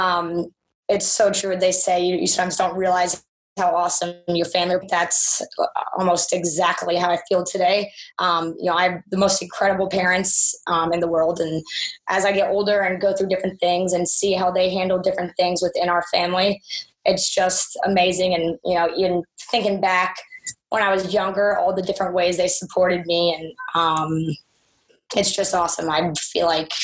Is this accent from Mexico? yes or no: no; Philadelphia, Pennsylvania, United States; moved away; also born or lived in Charlotte; We're from Philadelphia originally